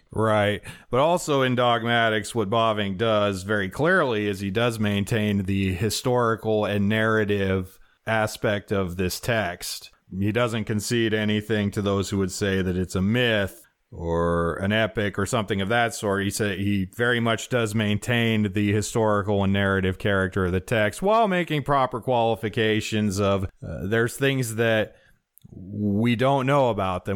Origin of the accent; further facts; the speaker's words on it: Wyoming, United States; I'm from Wyoming and can't put hard ending consonants on anything